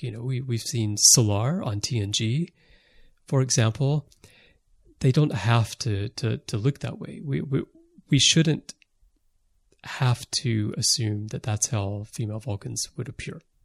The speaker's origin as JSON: {"language": "English", "country": "United States", "moved": "as an adult", "lives_now": "Japan", "said": "I'm American, but I've lived most of my adult life in Japan"}